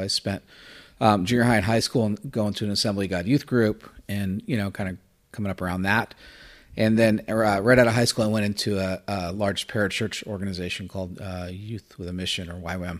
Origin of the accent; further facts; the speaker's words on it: Florida, United States; also born or lived in New Jersey; I was born in New Jersey and then raised in Florida